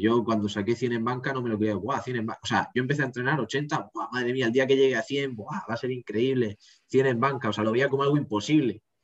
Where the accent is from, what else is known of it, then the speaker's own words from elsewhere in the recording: Region of Murcia, Spain; dije que era de Murcia